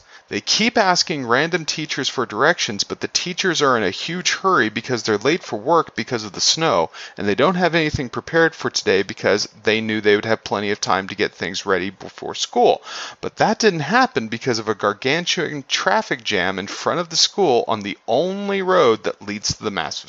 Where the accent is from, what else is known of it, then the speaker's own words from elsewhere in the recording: Idaho, United States; I'm originally from Idaho, and I've been back to Idaho in the winter.